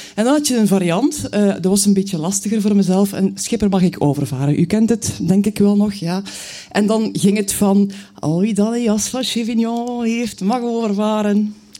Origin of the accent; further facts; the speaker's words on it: Knokke, Flanders, Belgium; also born or lived in Bruges; ik ben geboren in Brugge, ik woon er nog steeds. Maar eigenlijk heb ik mijn jeugd doorgebracht aan zee. Mijn moeder was van Knokke